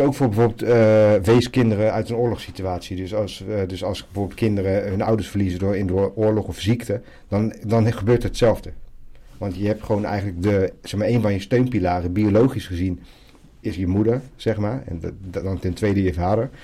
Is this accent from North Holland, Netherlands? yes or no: no; Zoetermeer, South Holland, Netherlands; also born or lived in Medellín, Colombia; now in The Hague, Netherlands; We groeiden op in Zoetermeer